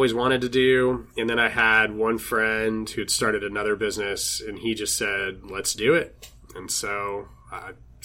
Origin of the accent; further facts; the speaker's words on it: San Angelo, Texas, United States; now in Austin, United States; guys that I grew up with back in my hometown